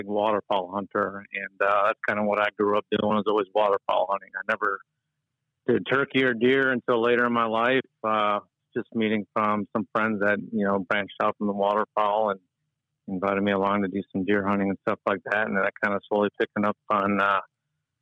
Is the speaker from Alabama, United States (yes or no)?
no; Cary, Illinois, United States; I grew up in Cary, Illinois, which is in the northern part of Illinois here.